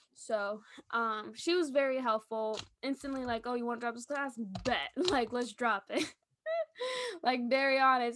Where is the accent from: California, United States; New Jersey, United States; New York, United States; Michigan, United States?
New York, United States; I'm from New York